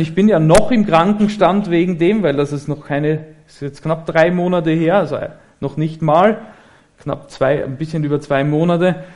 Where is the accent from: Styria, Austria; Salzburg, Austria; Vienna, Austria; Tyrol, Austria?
Styria, Austria; Graz; moved away as an adult; now in Germany; ich komme aus Österreich